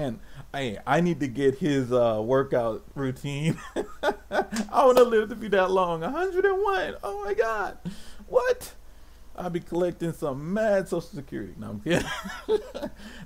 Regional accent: United States; I'm an American

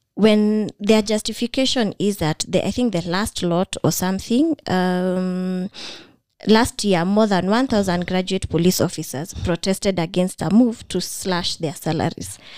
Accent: Kenya; I'm that Kenyan sadist

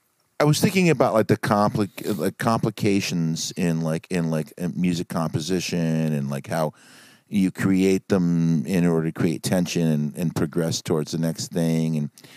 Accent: Brooklyn, New York, United States; You know, there was a time when I was coming up as a younger man growing up in Brooklyn.

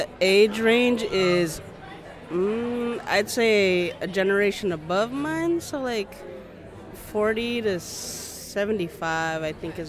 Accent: Texas, United States; I'm from Texas.

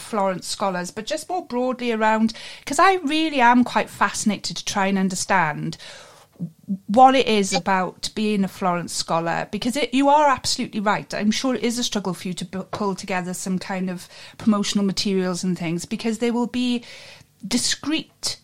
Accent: Wales, United Kingdom; I'm a Cymra, so I'm from Wales

